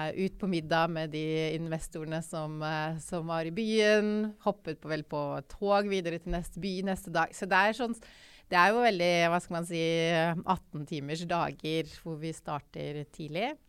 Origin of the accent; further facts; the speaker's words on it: Oslo, Norway; also born or lived in Tromsø; Jeg er født og oppvokst i Oslo.